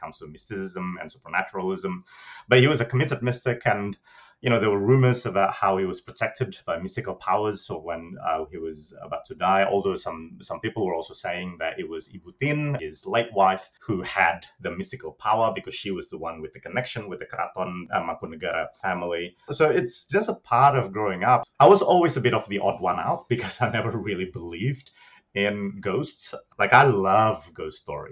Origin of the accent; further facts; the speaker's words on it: Bandung, West Java, Indonesia; moved away; I grew up in Bandung, in West Java, in Indonesia.